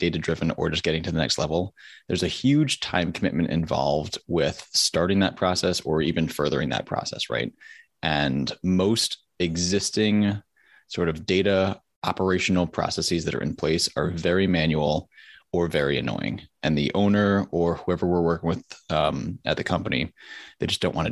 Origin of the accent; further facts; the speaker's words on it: Connecticut, United States; moved away as an adult; also born or lived in the South (US); I'm originally from Connecticut